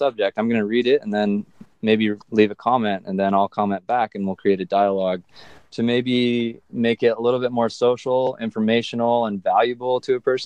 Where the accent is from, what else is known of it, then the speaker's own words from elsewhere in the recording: Southern California, United States; Growing up in Southern California